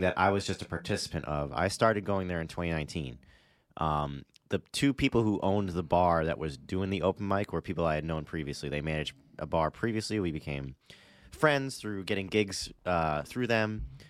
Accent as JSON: {"language": "English", "town": "Middletown", "region": "Rhode Island", "country": "United States", "tie": "born or raised there", "also_born_or_lived": "Newport, Rhode Island", "said": "I was born in Newport. I've lived my whole life in Middletown, which is the town right next to Newport."}